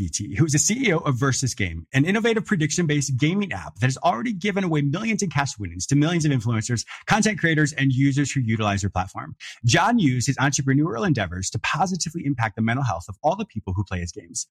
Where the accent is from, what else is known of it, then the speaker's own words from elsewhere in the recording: Canada; also born or lived in United States; Like I grew up, I'm American, but I grew up in Canada. My parents had a rustic fishing resort.